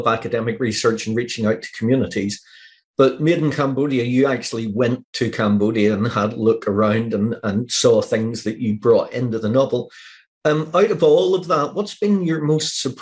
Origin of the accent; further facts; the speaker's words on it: Northern Ireland, United Kingdom; I'm from Northern Ireland and we have the tradition of the banshee